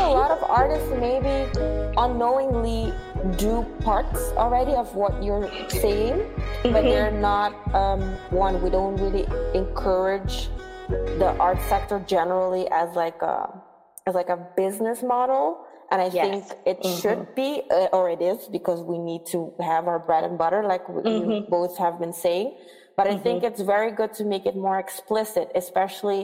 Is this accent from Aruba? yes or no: yes; Aruba; moved away as an adult; also born or lived in Netherlands; I'm from Aruba